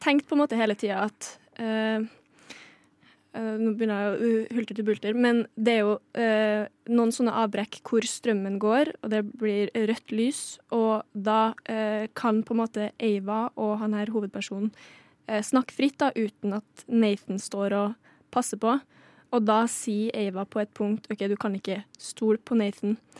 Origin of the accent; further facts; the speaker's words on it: Trøndelag, Norway; Ørlandet er nabokommunen min.